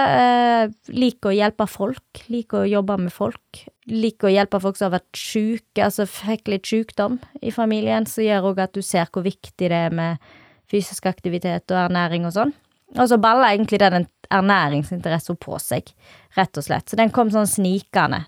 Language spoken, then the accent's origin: Norwegian; Norway; jeg er oppvokst på Valvatna